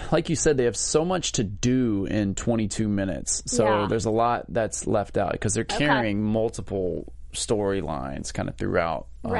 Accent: Pensacola, Florida, United States; I'm from the South.

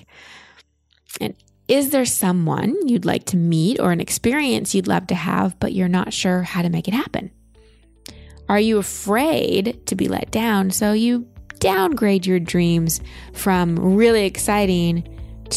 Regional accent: Dallas, Texas, United States; moved away; I grew up in Dallas, but my family moved to Austin

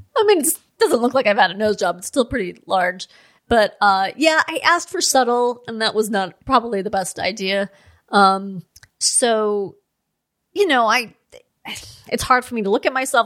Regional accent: Los Angeles, California, United States; I grew up in Los Angeles.

